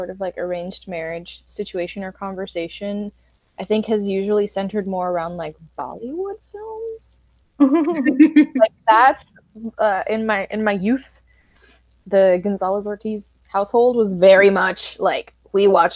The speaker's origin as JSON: {"language": "English", "country": "Puerto Rico", "tie": "born or raised there", "said": "growing up in Puerto Rico, like where were we supposed to meet anyone who practiced anything other than like Catholicism"}